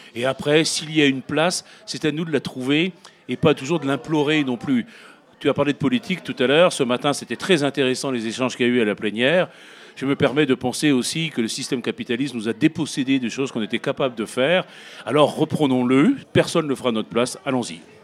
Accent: Brittany, France; je viens de Bretagne

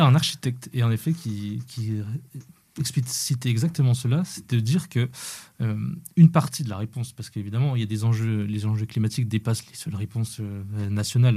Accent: Haut-Doubs, Bourgogne-Franche-Comté, France; je viens du, du, du Haut-Doubs à la frontière suisse

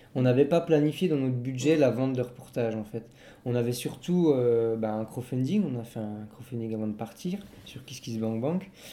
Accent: Belfort, Bourgogne-Franche-Comté, France; on vient de Belfort, en Franche-Comté, dans le nord-est de la France

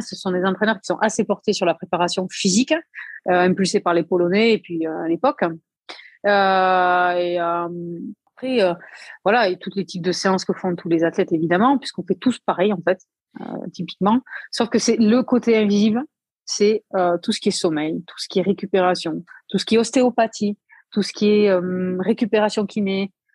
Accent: Aveyron, Occitania, France; je suis de l'Aveyron, donc voilà, nous typiquement nos plats c'est aligo saucisse

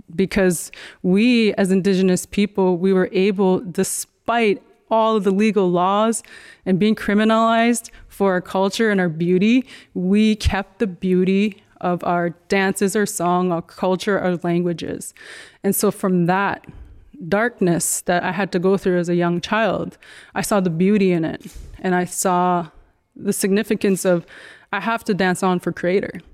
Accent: Dakota Tipi First Nation, Manitoba, Canada; now in Toronto, Canada; we grew up in Dakota Tepe

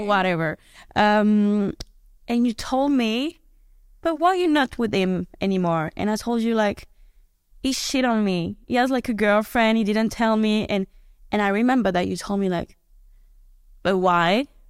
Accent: France; because I'm from Europe, I'm from France

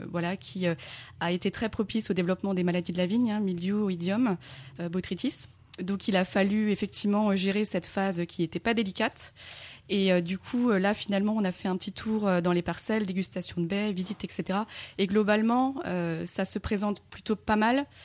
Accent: Grand Est, France; Je viens de Moselle, oui.

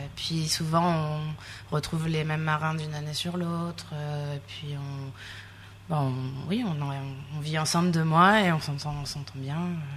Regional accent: Sète, Occitania, France; also born or lived in Calais; now in Réunion, France; Je suis née dans le nord, à Calais. J'ai grandi à Sète, dans le sud

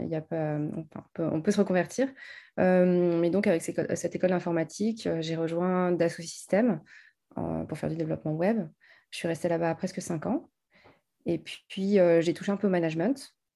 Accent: France; now in Paris, France; j'ai grandi en province

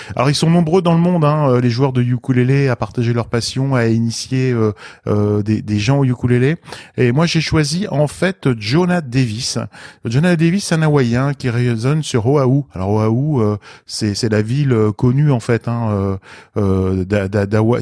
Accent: Lorraine, Grand Est, France; je suis lorrain

